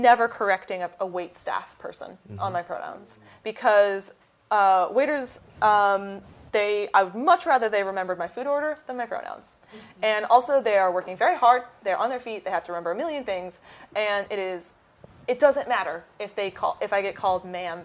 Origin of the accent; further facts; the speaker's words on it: Petaluma, California, United States; my hometown signing, which was in Petaluma